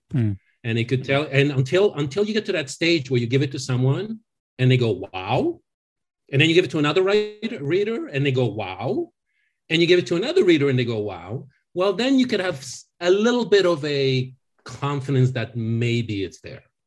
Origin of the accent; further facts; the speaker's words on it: France; now in Los Angeles, United States; I, I grew up in France